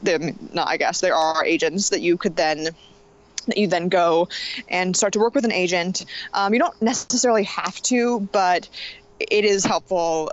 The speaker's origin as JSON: {"language": "English", "town": "Los Angeles", "region": "California", "country": "United States", "also_born_or_lived": "New Jersey / New York", "moved": "yes", "lives_now": "Portland, United States", "said": "I'm originally from Los Angeles, California"}